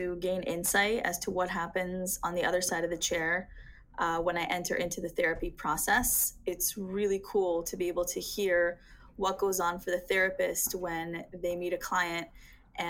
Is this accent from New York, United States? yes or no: no; Dallas, Texas, United States; also born or lived in Portland area; now in Portland, United States; I'm originally from Dallas, and I live in the Portland area